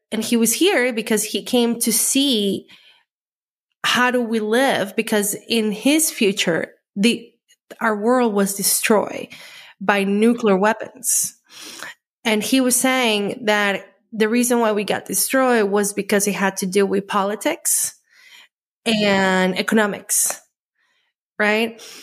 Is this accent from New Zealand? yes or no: no; Colombia; I grew up in Colombia